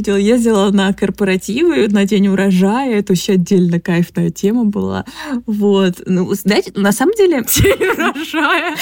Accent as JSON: {"language": "Russian", "town": "Krasnodar", "region": "Krasnodar Krai", "country": "Russia", "said": "я из Краснодара, у нас там как бы зерновой край"}